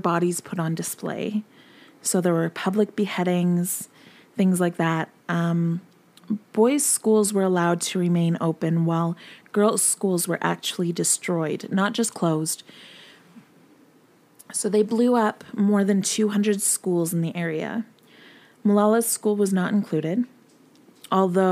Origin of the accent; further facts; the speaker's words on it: Canada; I am Canadian, 100%